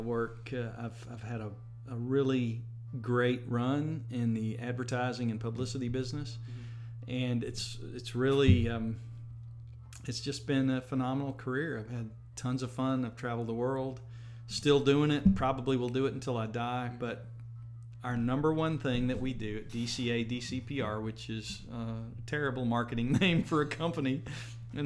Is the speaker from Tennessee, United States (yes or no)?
yes; Hohenwald, Tennessee, United States; now in Jackson, United States; I'm from Middle Tennessee originally. I grew up in Hohenwald, Tennessee.